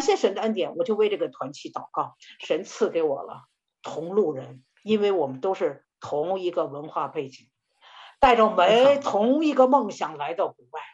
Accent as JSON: {"language": "Chinese", "country": "China", "said": "我们中国人"}